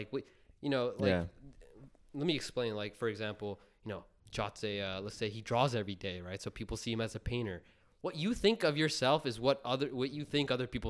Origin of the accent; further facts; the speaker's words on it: Punjab, India; like I'm Indian, right? I'm Punjabi, and my culture is coming from there.